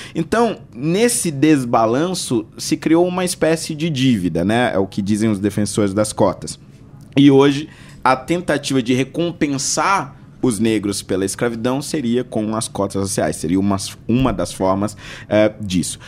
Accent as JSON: {"language": "Portuguese", "town": "Carapicuíba", "region": "São Paulo", "country": "Brazil", "tie": "born or raised there", "said": "eu nasci em São Paulo, na Zona Norte, né, na região da Brasilândia, mais especificamente no Jardim Vista Alegre, né? E fui criado, na verdade, a maior parte da minha infância, adolescência, numa cidade vizinha chamada Carapicuíba."}